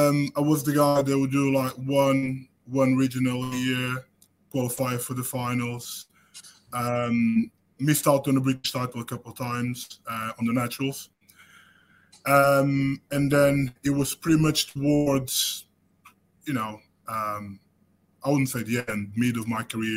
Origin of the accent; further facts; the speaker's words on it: Portugal; moved away as an adult; now in United Kingdom; I moved from Portugal to the UK when I was 26.